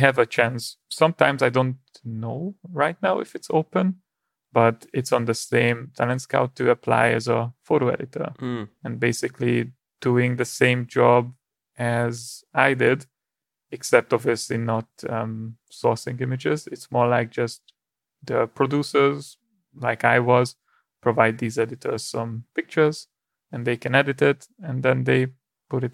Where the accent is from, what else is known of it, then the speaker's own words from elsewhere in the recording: Hungary; moved away; I'm originally from Hungary